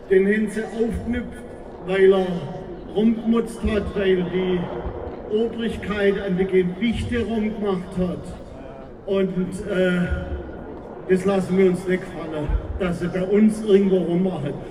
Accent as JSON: {"language": "German", "town": "Beutelsbach", "region": "Baden-Württemberg", "country": "Germany", "said": "Ich komme aus Beutelsbach."}